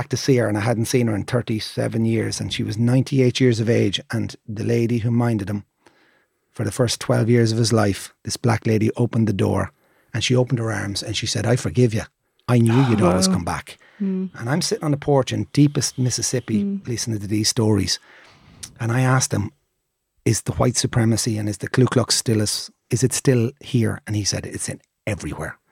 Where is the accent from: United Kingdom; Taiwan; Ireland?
Ireland; no soy gringo, soy irlandés.